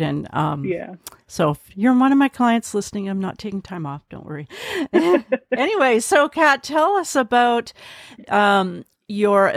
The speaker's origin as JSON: {"language": "English", "town": "Richmond", "region": "British Columbia", "country": "Canada", "said": "I'm from Richmond, British Columbia, here in Canada."}